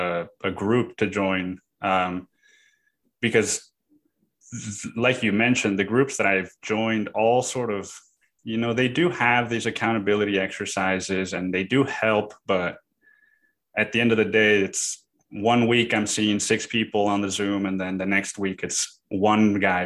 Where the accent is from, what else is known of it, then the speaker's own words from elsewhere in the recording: Cancún, Quintana Roo, Mexico; also born or lived in Bay Area, California; I grew up in Cancun